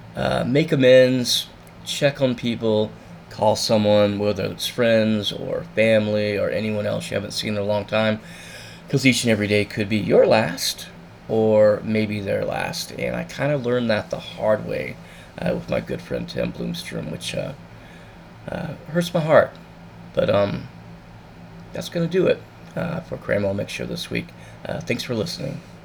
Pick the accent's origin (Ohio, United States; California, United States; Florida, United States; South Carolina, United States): Florida, United States; Satellite Beach; growing up in Satellite Beach